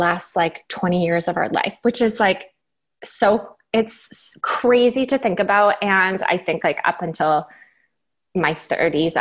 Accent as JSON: {"language": "English", "town": "Waterdown", "region": "Ontario", "country": "Canada", "tie": "born or raised there", "moved": "yes", "said": "So I grew up in Ontario in a small town called Waterdown, which is, if you're familiar with Ontario, it's between Burlington and Hamilton."}